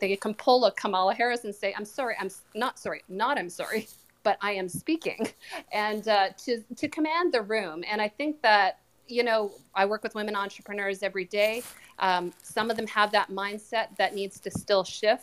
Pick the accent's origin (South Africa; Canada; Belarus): Canada; I am Canadian